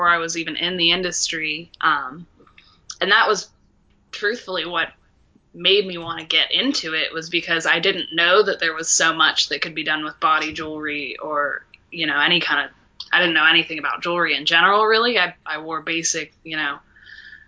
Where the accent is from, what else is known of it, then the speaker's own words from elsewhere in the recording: Boiling Springs, Pennsylvania, United States; moved away; I grew up in Carlisle, PA, actually Boiling Springs, which is neighboring Carlisle, but it's so small there's not even a single stoplight in the whole town